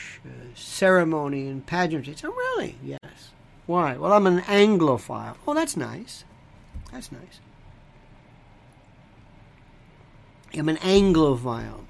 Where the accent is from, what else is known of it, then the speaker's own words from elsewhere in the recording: United States; I, and I mean this with all due respect, am an American. I'm not European.